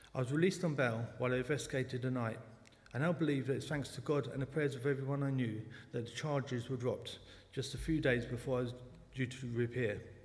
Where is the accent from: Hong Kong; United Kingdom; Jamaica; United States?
United Kingdom; London; accent: South London; also born or lived in New Malden; I was born in the Clapham Hospital in South London. Sometimes the South London accent pops out